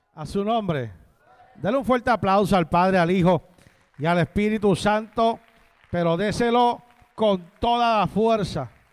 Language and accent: Spanish; Puerto Rico; moved away as an adult; now in Florida, United States; soy de Puerto Rico, pero vivo en Florida